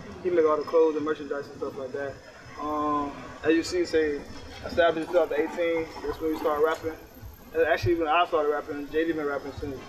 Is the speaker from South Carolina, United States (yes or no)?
no; Miami, Florida, United States; Well, I'm from Liberty City.